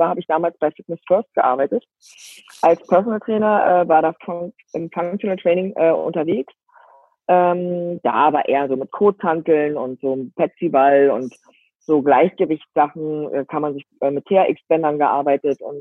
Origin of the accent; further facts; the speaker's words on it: Berlin, Germany; bin verheiratet, lebe ähm, ähm, am Rande von Berlin. Also ich bin groß geworden in Berlin und ähm, mit den Kindern dann aufs Land gezogen, habe es auch lieben gelernt. Am Anfang war das nicht so einfach, weil ich doch ein Stadtkind war oder ein Stadtmensch äh, war.